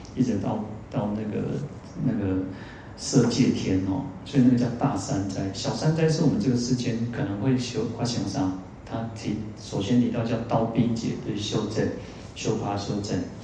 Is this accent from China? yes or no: no; Taiwan; 我们台湾人其实都，虽然我们有很很很好的一个健保